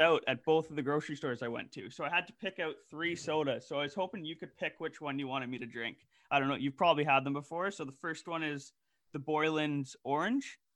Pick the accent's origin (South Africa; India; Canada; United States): Canada; we are Canadian